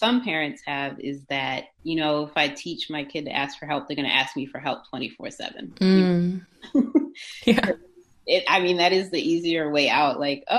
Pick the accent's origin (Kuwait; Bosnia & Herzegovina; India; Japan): Japan; born there; also born or lived in United States / Zimbabwe / Switzerland; I was born in Japan, lived in the States for a little while, lived in Zimbabwe, which is where my family is from, lived in Switzerland for high school, part of middle school